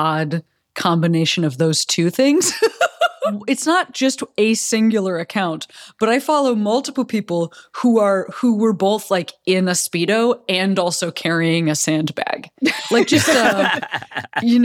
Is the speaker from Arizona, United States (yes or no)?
no; Illinois, United States; now in Los Angeles, United States; growing up in Illinois